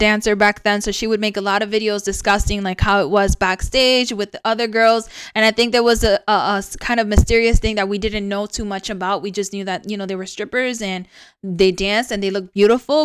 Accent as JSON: {"language": "English", "town": "New York City", "region": "New York", "country": "United States", "tie": "born or raised there", "also_born_or_lived": "Rochester, New York", "moved": "yes"}